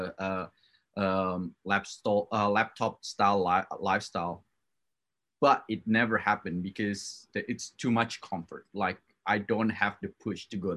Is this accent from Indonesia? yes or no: yes; Java, Indonesia; moved away; I was born in Indonesia, and I raised up in that culture